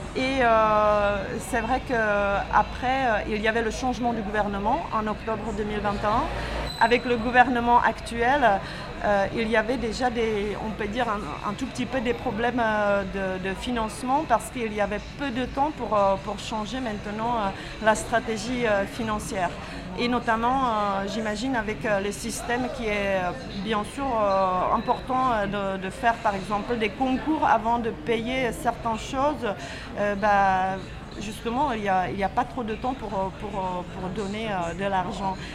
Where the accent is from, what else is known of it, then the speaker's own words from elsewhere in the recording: Czechia; French is a second language; now in France; je viens de la République tchèque